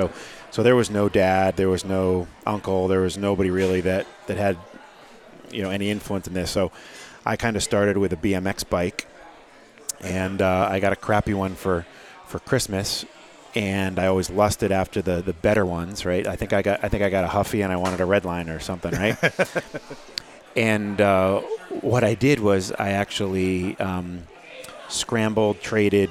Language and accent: English; outside of Hartford, Connecticut, United States; moved away as an adult; also born or lived in Portsmouth, New Hampshire; now in Newburyport, United States; outside of Hartford, and it's kind of where I grew up in Connecticut